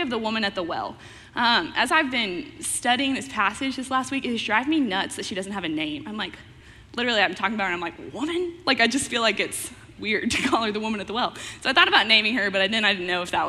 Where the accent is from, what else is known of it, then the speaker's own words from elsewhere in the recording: Fort Worth, Texas, United States; moved away as an adult; also born or lived in Wichita, Kansas / Branson, Missouri; now in Oklahoma City, United States; I'm originally from Fort Worth, Texas